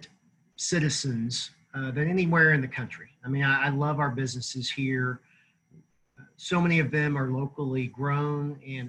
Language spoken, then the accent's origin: English; Tulsa, Oklahoma, United States; also born or lived in Norman, Oklahoma; born and raised Oklahoman, born and raised in Tulsa